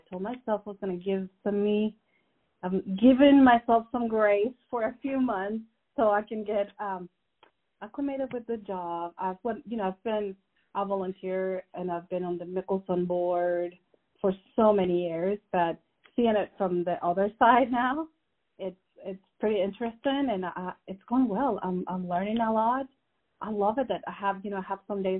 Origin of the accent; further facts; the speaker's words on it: Guatemala; English is a second language; moved away as an adult; now in United States; I am from Guatemala.